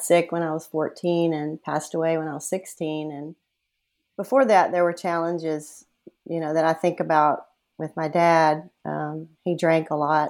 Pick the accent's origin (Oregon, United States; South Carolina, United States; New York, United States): South Carolina, United States; moved away as an adult; now in Austin, United States; I'm originally from South Carolina